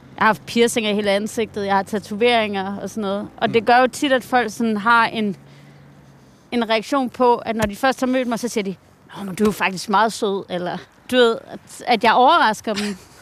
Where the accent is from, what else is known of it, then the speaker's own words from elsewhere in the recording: Hvide Sande, Central Denmark Region, Denmark; moved away; also born or lived in New York; kulturen har været her, hvor jeg voksede op